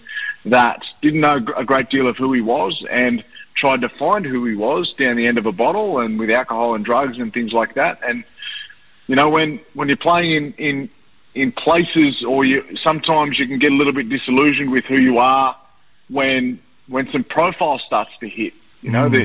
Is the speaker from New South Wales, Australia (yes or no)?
yes; Wagga Wagga, New South Wales, Australia; also born or lived in Cowra, New South Wales / Sydney; I was born in Cowra and raised in Wagga.